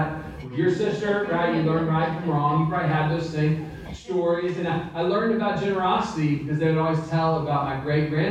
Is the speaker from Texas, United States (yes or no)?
yes; Central Texas, United States; I grew up in Central Texas